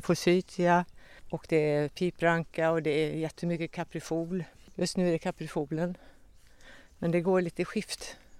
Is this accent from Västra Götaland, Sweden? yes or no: yes; Kinnekulle, Västra Götaland, Sweden; jag är uppväxt på Kinnekulle